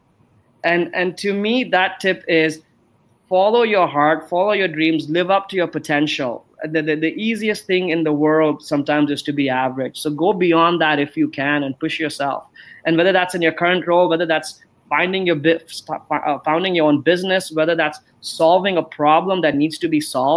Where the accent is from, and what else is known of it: Canada; moved away as an adult; also born or lived in Amsterdam, Netherlands